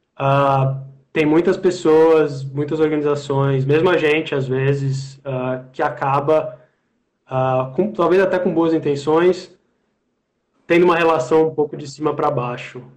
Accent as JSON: {"language": "Portuguese", "country": "Brazil", "said": "a gente, como brasileiro"}